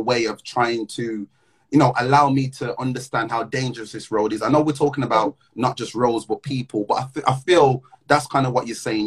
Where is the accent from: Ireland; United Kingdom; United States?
United Kingdom; Midlands; now in London, United Kingdom; I'm from the Midlands. I live in London.